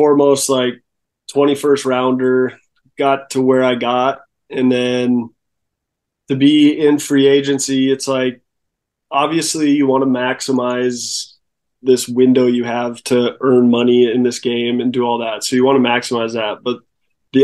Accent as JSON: {"language": "English", "region": "North Dakota", "country": "United States", "tie": "born or raised there", "said": "growing up in North Dakota"}